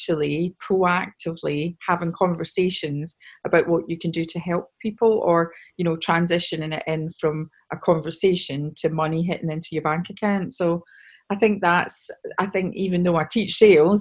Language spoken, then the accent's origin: English; Scotland, United Kingdom; I'm obviously Scottish